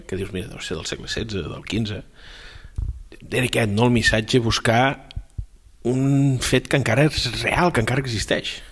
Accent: southern Catalonia, Spain; jo vinc del sud, de la Catalunya Nova

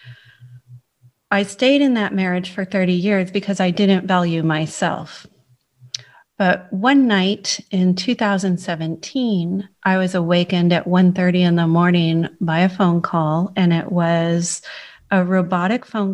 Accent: San Francisco, California, United States; moved away as an adult; now in Cheltenham, United Kingdom; So I was born in San Francisco, California, and I lived in Northern California for all my life until I moved here.

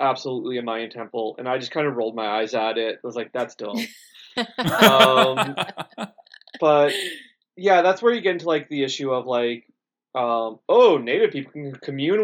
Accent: Canada; does identify me as a citizen of the Métis Nations here in Canada

